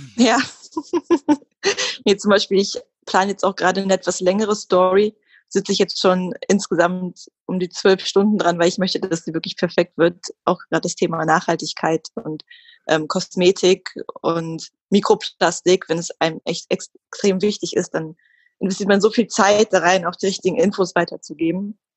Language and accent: German; Hildesheim, Lower Saxony, Germany; moved away as an adult; now in Hamburg, Germany; bin aufgewachsen in Hildesheim, das ist bei Hannover, wohne jetzt seit zwei Jahren in Hamburg